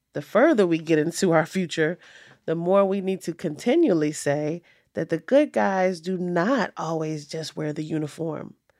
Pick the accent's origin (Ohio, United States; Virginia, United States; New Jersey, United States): Virginia, United States; Richmond; my hometown of Richmond, Virginia